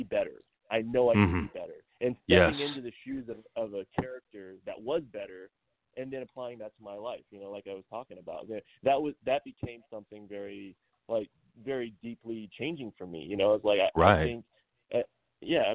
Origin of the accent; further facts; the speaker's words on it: Ohio, United States; moved away as an adult; also born or lived in San Diego; now in Los Angeles, United States; growing up in Ohio